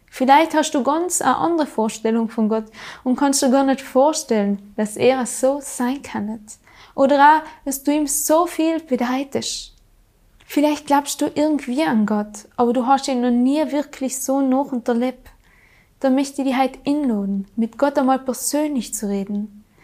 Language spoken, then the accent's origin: German; Trentino-Alto Adige, Italy; 315 Tage im Jahr, so oft scheint bei uns in Südtirol durchschnittlich die Sonne.